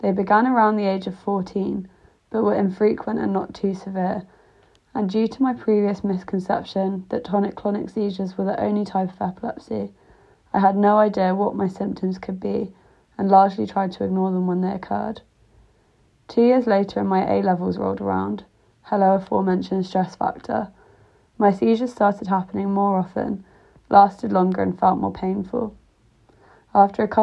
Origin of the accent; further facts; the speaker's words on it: Greater London, United Kingdom; moved away as an adult; also born or lived in Leeds / Rotterdam; I grew up in Greater London